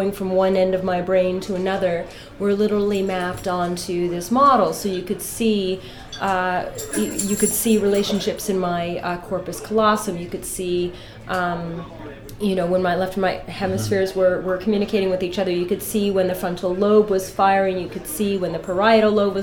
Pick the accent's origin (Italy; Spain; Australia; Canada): Canada; also born or lived in Ireland; now in Los Angeles, United States; I'm from Canada personally, by way of Ireland